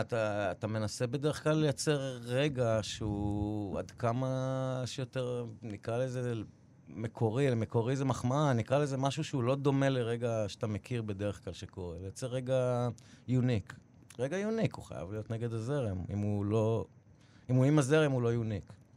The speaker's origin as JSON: {"language": "Hebrew", "country": "Israel", "tie": "born or raised there", "moved": "as an adult", "lives_now": "New York City, United States", "said": "כשחזרתי לפה בגיל חמש"}